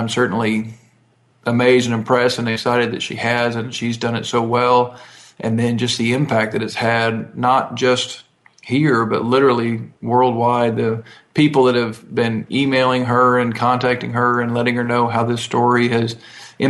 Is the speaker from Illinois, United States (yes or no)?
no; Texas, United States; also born or lived in Ohio; our family moved to Texas when I was about 6 months old. So the only recollection I have is of Texas